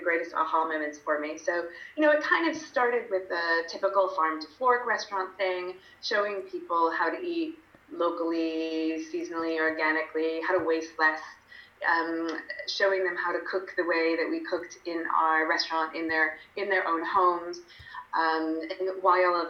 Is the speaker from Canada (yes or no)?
no; United Kingdom; also born or lived in London; I'm British, so I spent most of my adult life in London